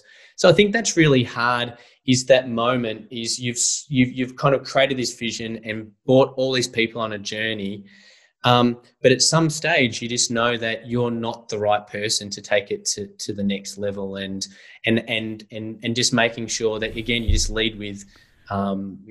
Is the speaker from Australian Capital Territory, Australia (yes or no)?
no; Eltham, Victoria, Australia; growing up in Eltham, I used to go around the backyard kicking the footy